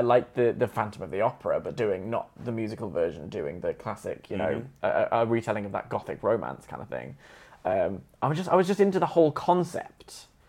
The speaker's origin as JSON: {"language": "English", "region": "Queensland", "country": "Australia", "said": "Australians say Queen. I'm from Queensland."}